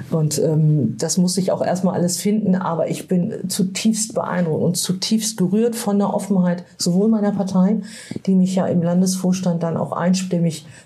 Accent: Northern Germany, Germany; ich, kenne das als Norddeutsche, ja.

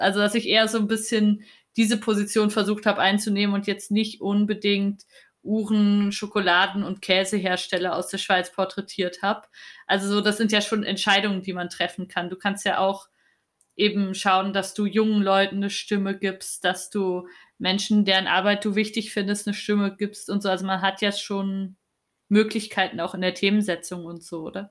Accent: East Germany, Germany; moved away; ich bin in Ostdeutschland aufgewachsen

